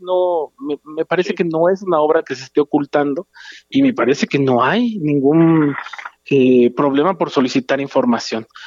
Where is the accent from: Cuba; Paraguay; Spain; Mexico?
Mexico; Guerrero; yo soy de guerrero, viajo constantemente a Acapulco